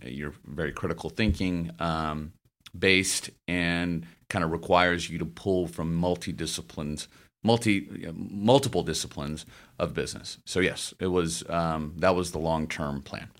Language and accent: English; Memphis, Tennessee, United States; moved away as an adult; also born or lived in St. Louis; I grew up in Memphis, Tennessee